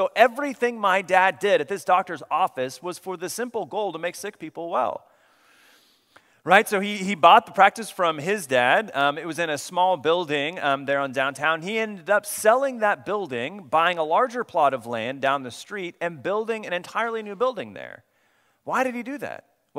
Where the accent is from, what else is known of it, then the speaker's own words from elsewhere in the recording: Coweta, Oklahoma, United States; now in Texas, United States; I grew up in Oklahoma, so my family and I just moved here last summer, a year ago now. We moved here to Texas, but before that, we lived in Oklahoma, and when I was young, I grew up in the small town of Coweta, Oklahoma.